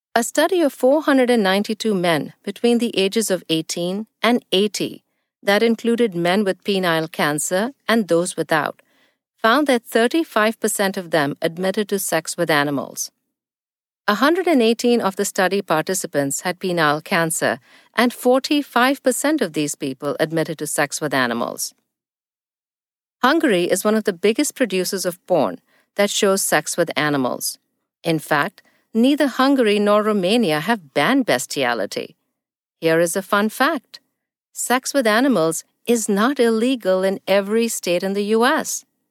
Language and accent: English; New Delhi, Delhi, India; now in United States; I live in the U S, but was born and raised in New Delhi, India